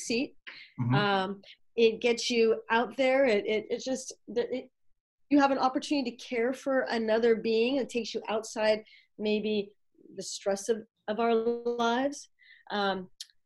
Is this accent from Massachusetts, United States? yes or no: no; Los Angeles, California, United States; now in Northern California, United States; I'm from LA, moved up to this area, the Northern California area